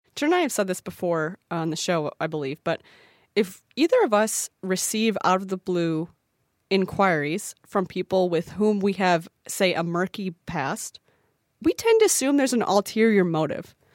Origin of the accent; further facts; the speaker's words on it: Midwest, United States; I'm from the Midwest, so no one knows what I'm saying anytime